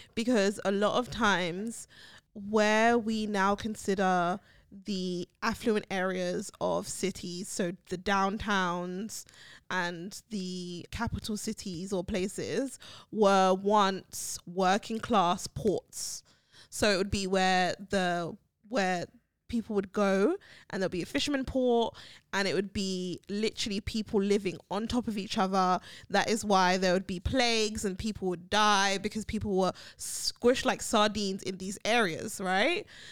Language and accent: English; London, United Kingdom; moved away; Brixton, where I grew up in South London